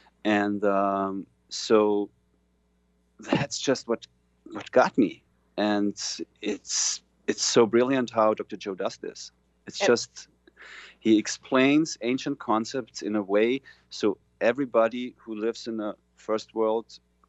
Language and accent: English; Vienna, Austria; English is a second language